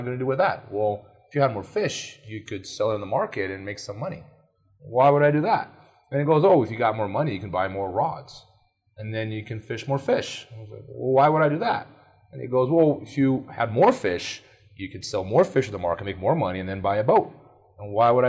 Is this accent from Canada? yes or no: no; Brazil; moved away; I grew up in Brazil